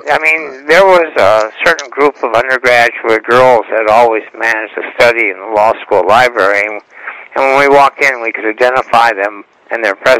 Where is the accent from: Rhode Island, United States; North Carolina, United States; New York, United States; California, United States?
California, United States; Los Angeles; I grew up in West Los Angeles. I went to Hamilton High School.